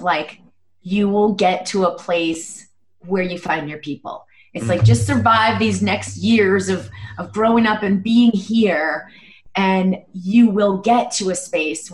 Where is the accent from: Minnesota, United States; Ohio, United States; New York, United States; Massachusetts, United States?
Massachusetts, United States; Boston; I grew up in Boston and had, I guess, a pretty conventional upbringing